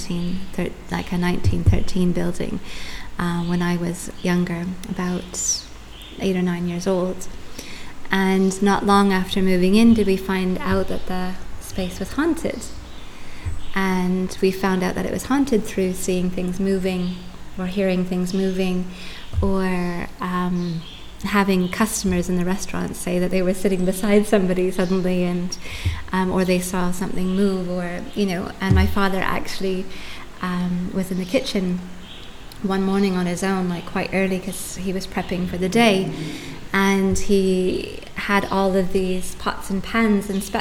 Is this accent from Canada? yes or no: yes; Canada; moved away as an adult; also born or lived in United Kingdom; now in Tulum, Mexico; I grew up in Canada for the first half of my life, and then I've been living in the UK for the last 16 years up until moving to Tulum 8 or 9 months ago